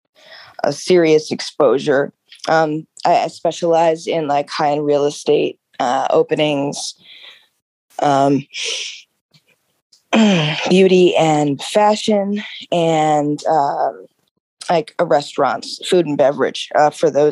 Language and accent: English; Baltimore, Maryland, United States; my background is I'm from the Baltimore area. Most of my work is in the city. I live right outside of it. I went to Roland Park Country School